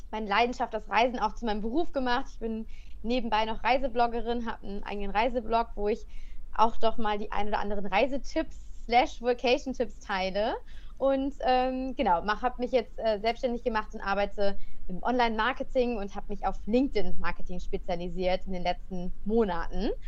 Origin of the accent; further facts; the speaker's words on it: Cologne, North Rhine-Westphalia, Germany; moved away as an adult; ich ähm, ja, bin, sag ich immer, ein Kölsche Mädchen. Ich komme aus dem Rheinland.